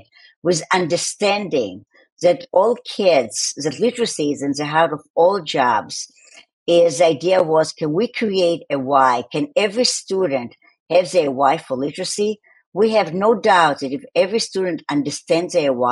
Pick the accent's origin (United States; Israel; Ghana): Israel; Tel Aviv, Tel Aviv District; accent: Tel Aviv; my accent is from Tel Aviv